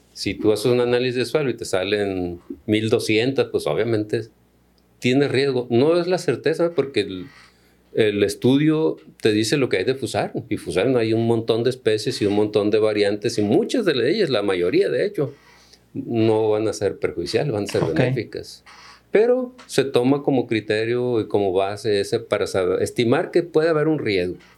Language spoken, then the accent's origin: Spanish; Culiacán, Sinaloa, Mexico; also born or lived in Tabasco / State of Mexico / Valle del Fuerte, Sinaloa; siendo de Sinaloa, yo soy de Culiacán, aquí estudié